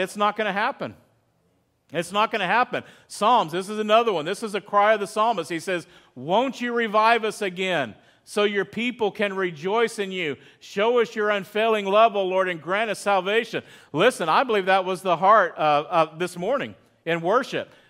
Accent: Texas, United States; moved away as an adult; now in California, United States; I'm from Texas

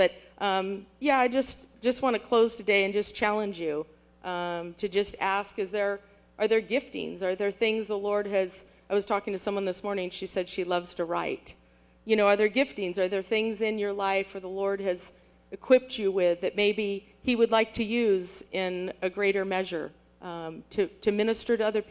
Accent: French Camp, California, United States; moved away as an adult; now in Angola; I grew up in French Camp.

